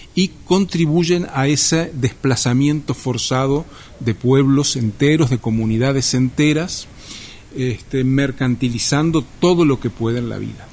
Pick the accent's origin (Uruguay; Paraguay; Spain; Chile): Uruguay; also born or lived in Montevideo; soy uruguayo, vivo en Montevideo